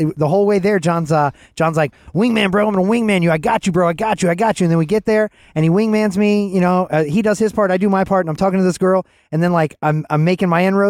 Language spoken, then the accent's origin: English; Atlanta, Georgia, United States; I was from Atlanta.